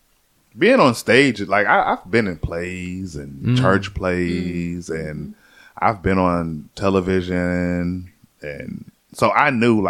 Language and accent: English; Atlanta, Georgia, United States; moved away as an adult; also born or lived in Tallahassee / Jacksonville; I love growing up in Atlanta, man.